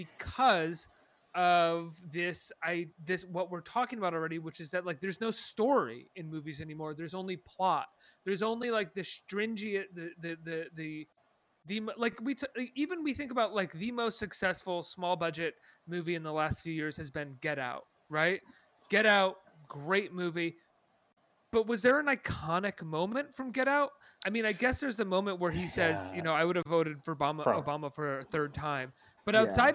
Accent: New York, United States; as a New Yorker

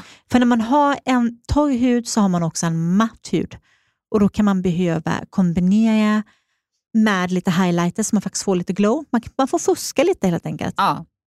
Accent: Småland, Sweden; accent: småländska; now in Stockholm, Sweden; jag är, eh, kommer från Småland

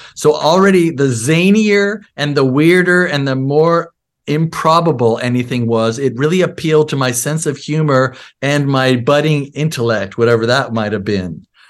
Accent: Seattle, Washington, United States; also born or lived in Bronx, New York; I moved to Seattle when I was eight years old

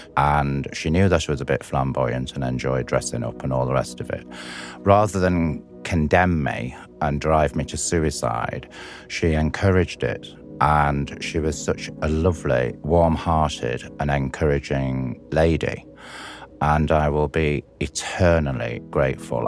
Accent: Blackpool, North West England, United Kingdom; I'm from Blackpool, which is a seaside resort on the northwest coast of England

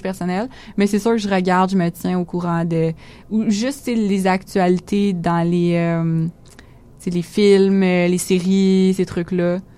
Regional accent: Quebec, Canada; ici en tant que québécois

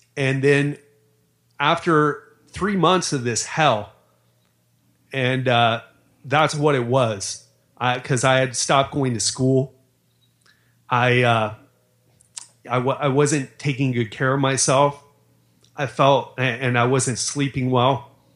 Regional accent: Miami, Florida, United States; I grew up in Miami

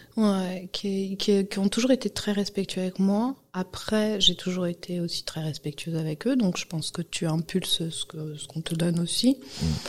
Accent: Guadeloupe; moved away as an adult; also born or lived in Martinique; now in France; j'ai grandi en Guadeloupe. Je suis née en France, hein, en 91, et très tôt, euh, on est parti

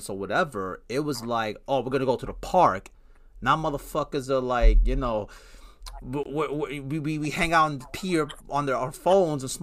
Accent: New York City, New York, United States; I'm Puerto Rican, so I grew up in Brooklyn, Bushwick

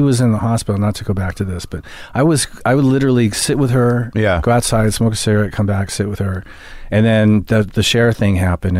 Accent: Hampstead, London, United Kingdom; born there; also born or lived in Stoke-on-Trent; No, I was born in Stoke-on-Trent. I was born in Hampstead, London.

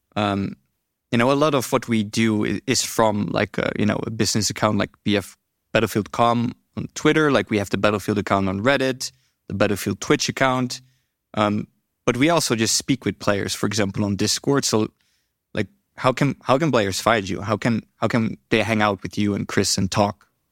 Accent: Netherlands; I'm from the Netherlands

